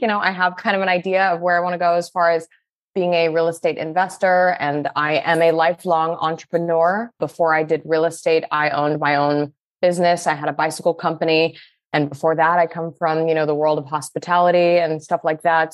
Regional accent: Salt Lake City, Utah, United States; I grew up in Salt Lake City, Utah

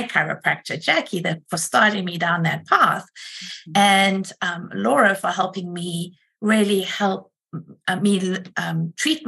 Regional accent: South Africa; moved away as an adult; also born or lived in Rochester, United States; now in United States; I am originally from South Africa and have been here for about 26 years

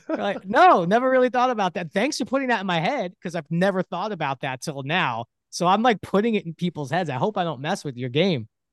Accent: New York City, New York, United States; I grew up in Brooklyn, New York

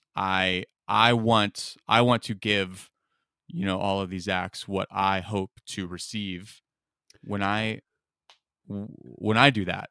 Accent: Rohnert Park, California, United States; also born or lived in Las Vegas, Nevada / Detroit, Michigan / Mount Laurel, New Jersey / Omaha, Nebraska; we moved there when I was eight years old

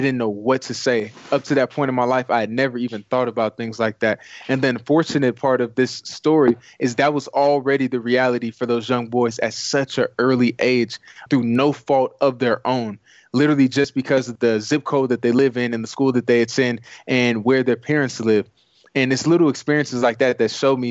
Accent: Compton, California, United States; moved away; also born or lived in Hollywood, California; I originally hail from Compton, California. I was born in Hollywood

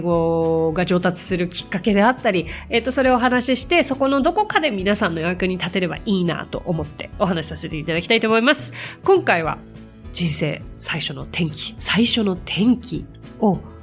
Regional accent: Tokyo, Japan; 私は東京生まれ東京育ちで

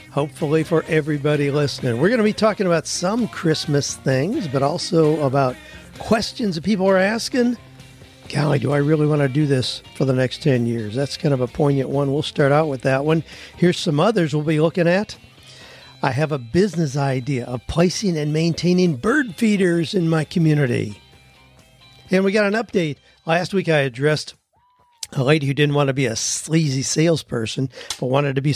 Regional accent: Lancaster, Pennsylvania, United States; now in Nashville, United States; I recently moved to Nashville. Two years ago, I started pursuing a home inspection business. I was raised Amish in Lancaster, Pennsylvania, have about 18 years of construction background.

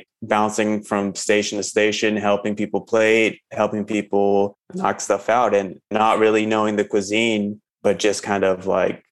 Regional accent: the South, United States; moved away as an adult; now in Philadelphia, United States; being raised and growing up in the South

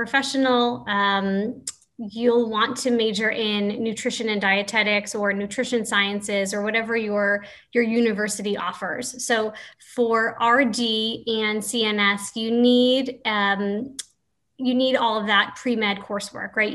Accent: Florida, United States; my home state of Florida

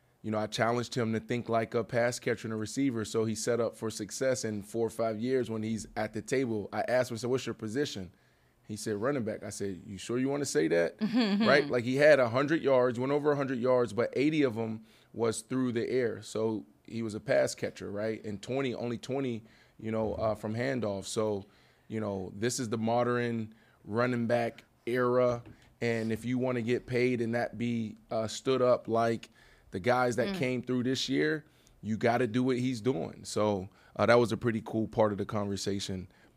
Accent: Pittsburgh, Pennsylvania, United States; Yeah, I'm from Pittsburgh. What's going on in Pittsburgh?

